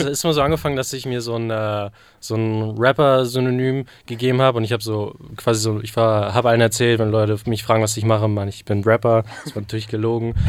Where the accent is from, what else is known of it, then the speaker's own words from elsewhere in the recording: Barsbüttel, Schleswig-Holstein, Germany; das ist so ein Vorort von äh, Hamburg. Basbüttel nennt sich der.